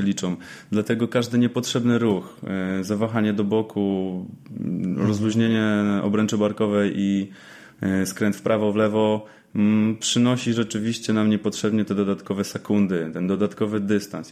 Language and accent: Polish; Łódź, Łódź Voivodeship, Poland; Rzeczywiście jestem z Łodzi